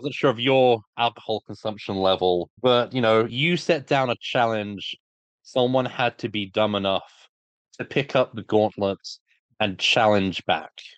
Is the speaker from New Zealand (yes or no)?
no; Brighton, South East England, United Kingdom; I lived, I grew up in Brighton for thirty years.